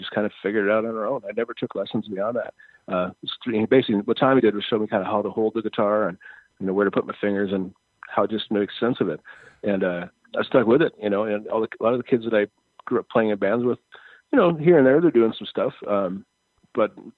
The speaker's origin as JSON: {"language": "English", "town": "Brooklyn Park", "region": "Minnesota", "country": "United States", "tie": "born or raised there", "also_born_or_lived": "Fridley, Minnesota / Columbia Heights, Minnesota", "said": "I was born in Fridley and stuff, but yeah, I grew up, my main years were in Brooklyn Park, Brooklyn Center"}